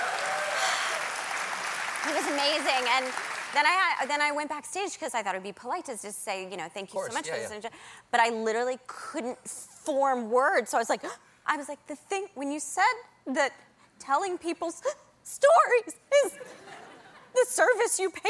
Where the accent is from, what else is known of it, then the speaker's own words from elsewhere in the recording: Nashville, Tennessee, United States; moved away; I grew up in Nashville